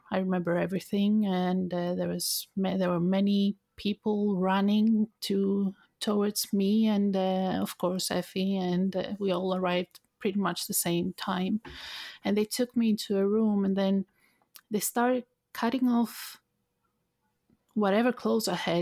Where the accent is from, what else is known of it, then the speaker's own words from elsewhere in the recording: Thessaloniki, Central Macedonia, Greece; moved away; also born or lived in United Kingdom; my hometown, I lived in, uh, Thessaloniki, in north part of Greece